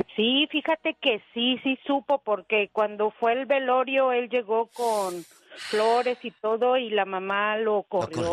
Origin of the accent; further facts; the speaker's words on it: Mexico City, Mexico; yo soy de la Ciudad de México.